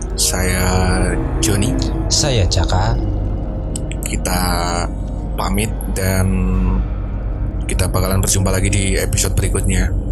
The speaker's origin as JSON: {"language": "Indonesian", "area": "a village on the Dieng Plateau, Banjarnegara Regency", "region": "Central Java", "country": "Indonesia", "said": "kita berasal dari salah satu daerah di dataran tinggi Dieng. Bukan salah satu daerah ya, salah satu desa ya lebih tepatnya."}